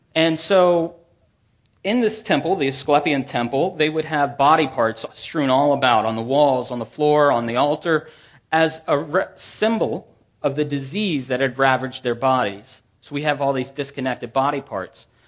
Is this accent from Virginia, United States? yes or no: yes; Manassas, Virginia, United States; I grew up in Manassas, about fifteen to twenty miles from here.